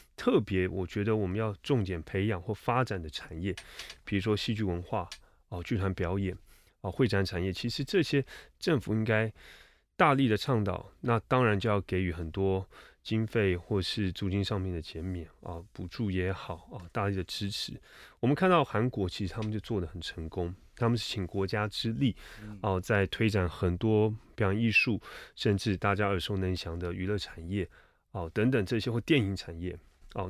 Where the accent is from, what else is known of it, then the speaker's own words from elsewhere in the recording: Taipei, Taiwan; 我是出生在台北，成长在台北 念书也在台北